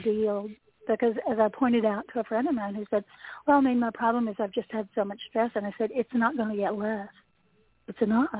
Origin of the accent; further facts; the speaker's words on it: Appalachia, United States; the resident Appalachian person.